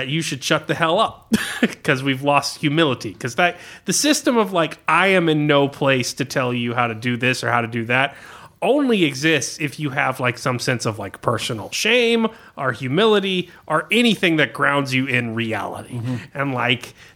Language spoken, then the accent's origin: English; United States; I'm as American